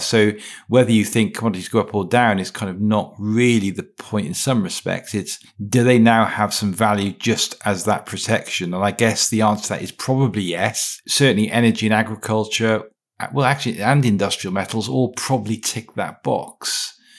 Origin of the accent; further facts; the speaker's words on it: Wales, United Kingdom; I'm from Wales